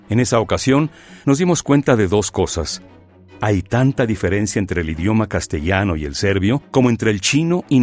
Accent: Mexico

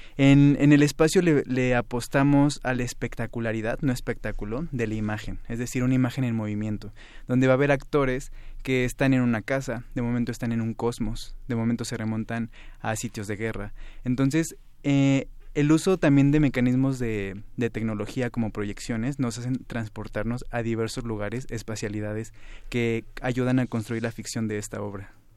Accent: Mexico; como mexicanos

